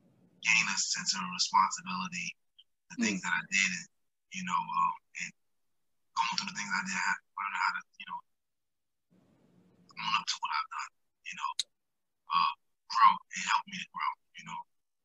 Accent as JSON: {"language": "English", "town": "Albany", "region": "New York", "country": "United States", "tie": "born or raised there", "said": "You know, definitely growing up around College Street. You know, I grew up around Z Block, so it prepared me for adulthood in a different way"}